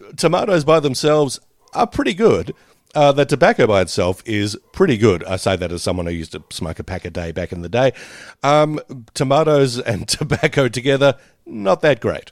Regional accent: Australia; us as Australian audiences, Australian viewers

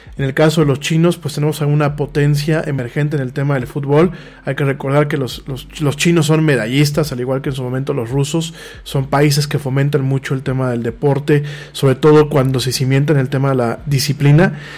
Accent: Mexico; nos estamos como mexicanos alejando mucho de la realidad contemporánea

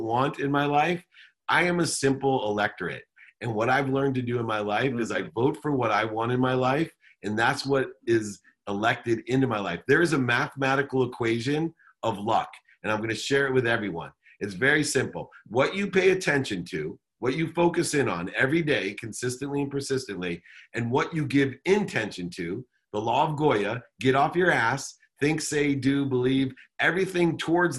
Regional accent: Southern California, United States; also born or lived in Akron, Ohio / Los Angeles; grew up in Akron, Ohio till I was 9, moved to Southern California, went to college in Los Angeles.

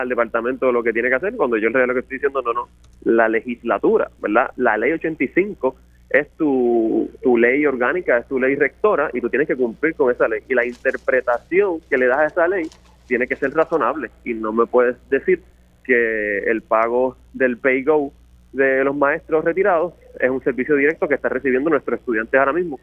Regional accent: Toa Baja, Puerto Rico; mi pueblo de Tua Baja

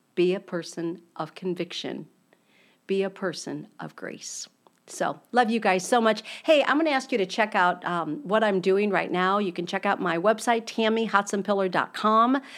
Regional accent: United States

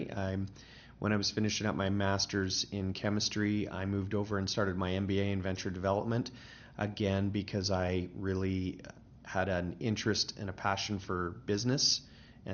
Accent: British Columbia, Canada; moved away as an adult; now in Calgary, Canada; I'm originally from British Columbia

